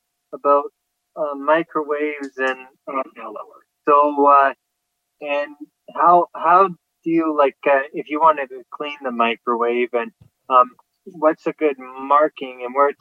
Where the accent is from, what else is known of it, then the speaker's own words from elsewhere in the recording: Toronto, Ontario, Canada; I'm from Toronto, Ontario, Canada.